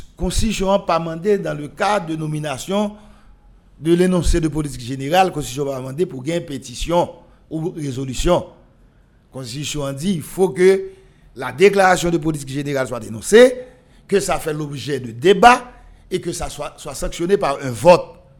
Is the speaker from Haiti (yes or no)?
yes; Haiti